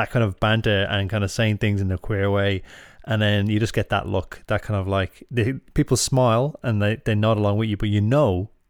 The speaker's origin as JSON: {"language": "English", "country": "Ireland", "said": "And then I suppose we've got, like, just as Irish are, we don't often say the thing we want to say."}